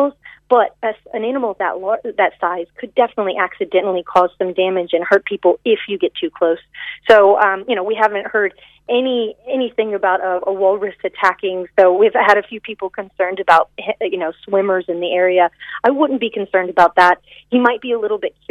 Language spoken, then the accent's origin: English; Virginia, United States; now in Ireland; I'm from Virginia